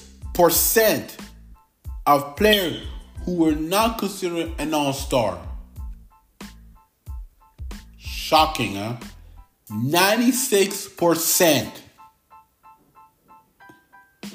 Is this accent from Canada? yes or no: yes; Canada; I am Canadian. But also I got French nationality